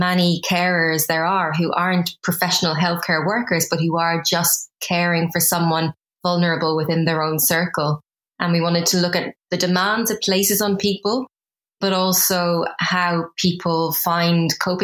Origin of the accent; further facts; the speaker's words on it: Ireland; moved away as an adult; now in London, United Kingdom; I'm originally from Ireland. So I moved from Ireland to the UK 14 years ago.